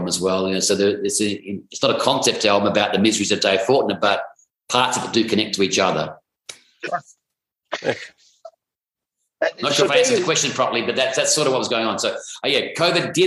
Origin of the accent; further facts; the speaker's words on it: Perth, Western Australia, Australia; now in Sydney, Australia; I come from Perth, Western Australia, which is about, you know, 2,500 miles away from where I live here in Sydney.